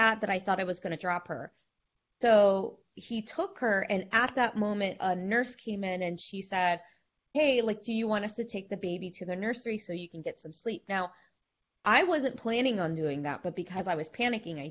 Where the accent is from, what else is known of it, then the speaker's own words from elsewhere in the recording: the South, United States; we grew up in the South